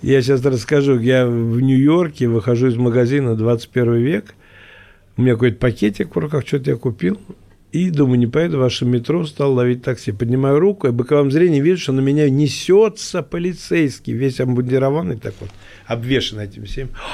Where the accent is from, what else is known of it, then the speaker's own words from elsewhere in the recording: Moscow, Russia; Я говорю, из России. Он говорит, а город? Я говорю, Москва.